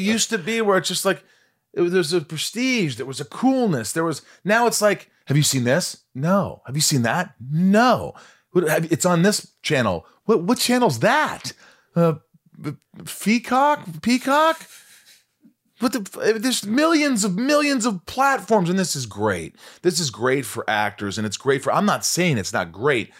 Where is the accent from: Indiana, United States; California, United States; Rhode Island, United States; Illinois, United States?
Indiana, United States; born or raised there